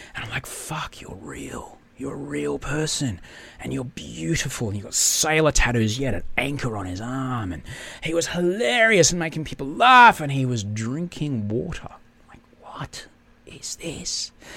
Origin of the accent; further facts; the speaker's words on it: Brisbane, Queensland, Australia; I grew up in Brisbane